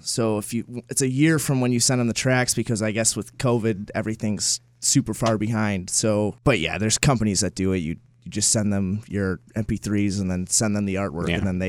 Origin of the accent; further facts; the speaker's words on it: Poplar Grove, Illinois, United States; We're from Poplar Grove, which is about 30 minutes away from Rockford.